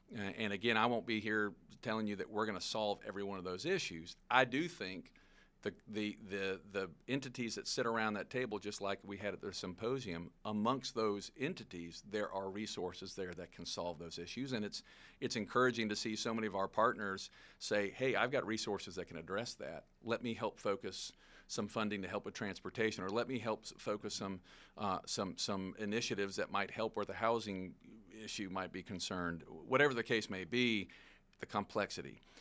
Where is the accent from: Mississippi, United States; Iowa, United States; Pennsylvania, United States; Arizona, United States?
Mississippi, United States; Long Beach; I grew up in Long Beach, Mississippi. That's, that's my hometown, um, where I spent the formative years of my life.